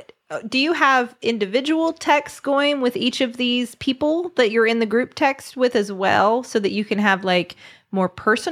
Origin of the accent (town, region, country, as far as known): West Virginia, United States